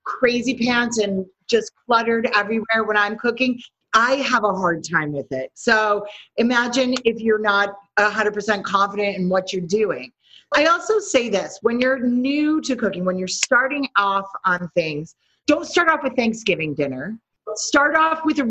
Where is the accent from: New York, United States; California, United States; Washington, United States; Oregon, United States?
New York, United States; New York City; I am from New York City